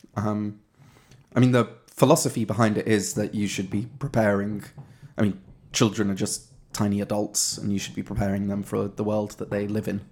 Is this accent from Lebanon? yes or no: no; England, United Kingdom; moved away; being English here